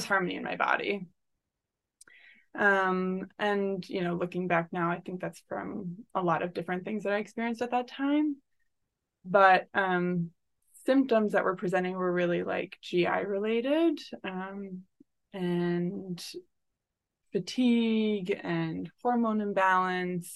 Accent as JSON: {"language": "English", "region": "rural Michigan", "country": "United States", "tie": "born or raised there", "said": "I grew up in like rural Michigan"}